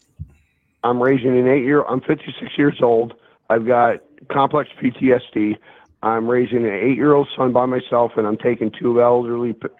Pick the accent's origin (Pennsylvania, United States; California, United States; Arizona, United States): Pennsylvania, United States; near Philadelphia; moved away; also born or lived in Bible Belt; I grew up near Philadelphia, so I mean, I live in the Bible Belt in Redneckville